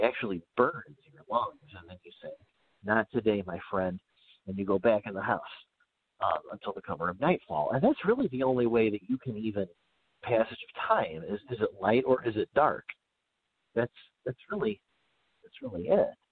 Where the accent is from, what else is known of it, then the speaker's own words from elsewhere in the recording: Midwest, United States; moved away as an adult; I grew up in the Midwest